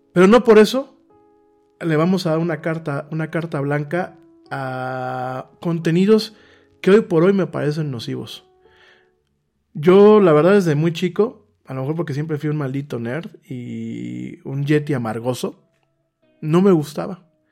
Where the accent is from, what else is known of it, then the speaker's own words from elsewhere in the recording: Mexico; a ti como mexicano